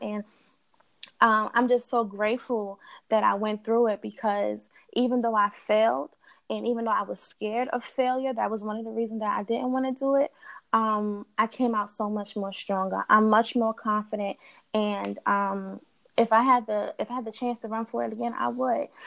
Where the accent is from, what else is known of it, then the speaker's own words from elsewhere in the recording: New York City, New York, United States; also born or lived in Delaware; I'm originally from Queens. As I was coming up, I was between Queens and Delaware, and now I'm back in Queens